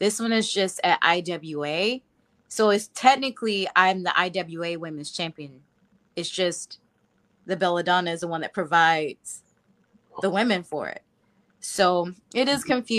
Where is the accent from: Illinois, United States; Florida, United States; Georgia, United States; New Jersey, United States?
Georgia, United States; I'm from Georgia